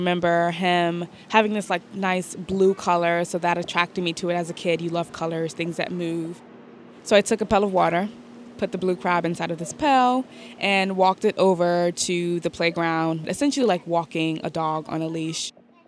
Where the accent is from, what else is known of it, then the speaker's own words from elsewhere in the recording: New York City, New York, United States; So I grew up in Bed-Stuy, Brooklyn, which is not a location that is along the waterfront. It's very much in the center of Brooklyn.